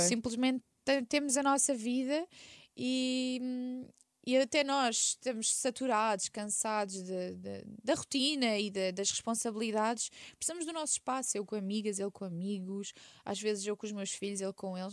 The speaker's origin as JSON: {"language": "Portuguese", "region": "Setúbal", "country": "Portugal", "tie": "born or raised there", "also_born_or_lived": "Quinta do Conde / Sesimbra", "said": "na Rábida, que é a minha zona, eu nasci em Setúbal"}